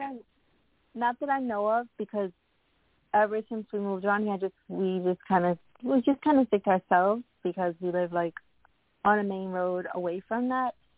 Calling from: New York, United States; I'm calling from New York, from New York

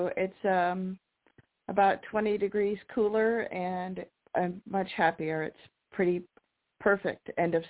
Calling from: Washington, United States; Hi, this is … in Washington.

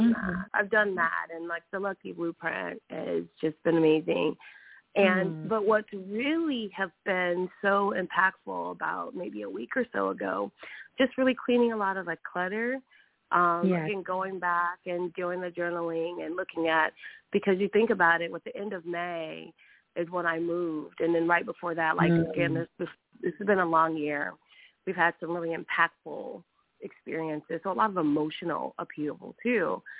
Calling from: New Orleans, Louisiana, United States; also born or lived in California; I'm calling now from New Orleans.

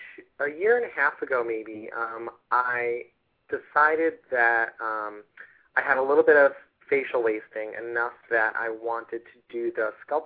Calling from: New York, United States; This is … from New York.

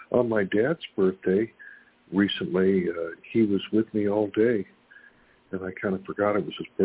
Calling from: California, United States; Hey, it's … from California.

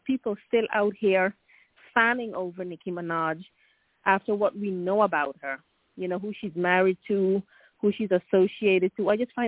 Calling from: Sweden; English is a second language; From Sweden.

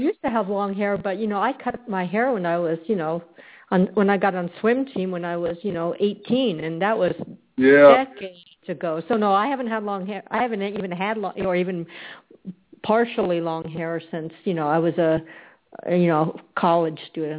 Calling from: Arizona, United States

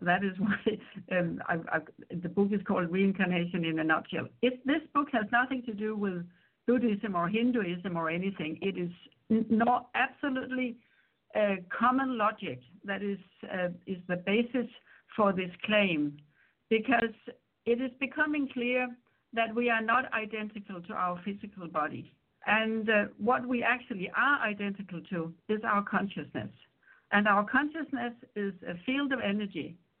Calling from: Spain; I'm calling in from Spain

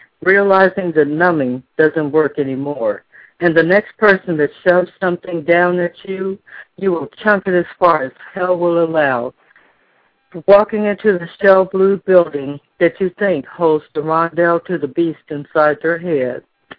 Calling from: Dallas, Texas, United States; Dallas, Texas.

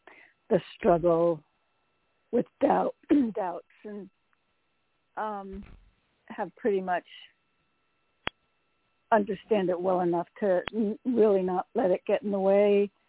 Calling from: New York, United States; From New York.

